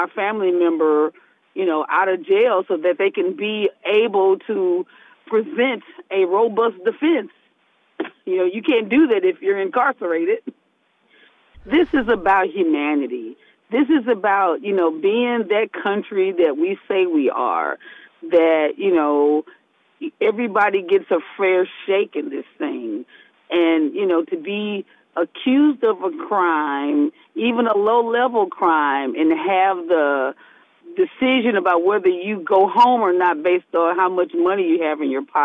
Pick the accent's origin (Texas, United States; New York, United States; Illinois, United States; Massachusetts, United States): Illinois, United States; East St. Louis; I'm from East St. Louis. I live in East St. Louis